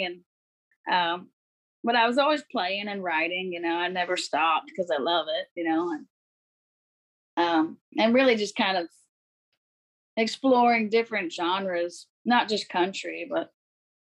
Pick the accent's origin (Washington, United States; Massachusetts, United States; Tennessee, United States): Washington, United States; Bellingham; I grew up in the Northwest in a town called Bellingham